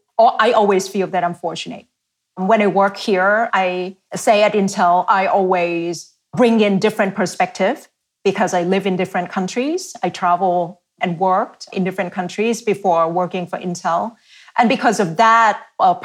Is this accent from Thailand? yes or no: yes; Thailand; English is a second language; moved away as an adult; now in United States; I've been here in the US for half of my life, grew up in Asia half of my life, now here half of my life